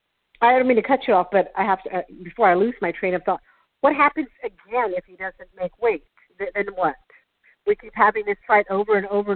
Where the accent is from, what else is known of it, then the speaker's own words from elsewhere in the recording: Las Cruces, New Mexico, United States; He's from Las Cruces, where I'm from.